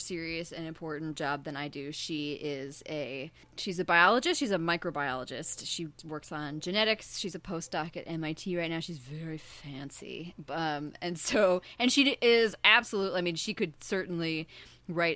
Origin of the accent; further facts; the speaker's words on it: Kalamazoo, Michigan, United States; I grew up in the totally not fictional Kalamazoo, Michigan